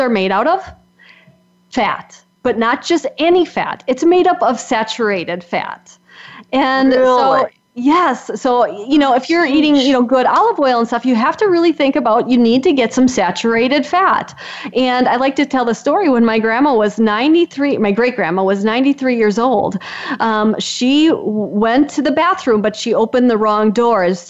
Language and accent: English; Wisconsin, United States; I'm from Wisconsin, so if you can't tell with my accent, this is a dairy state